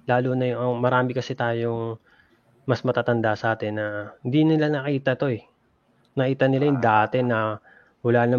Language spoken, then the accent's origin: Tagalog; Los Angeles, California, United States; born there; Parang born kami dito sa LA.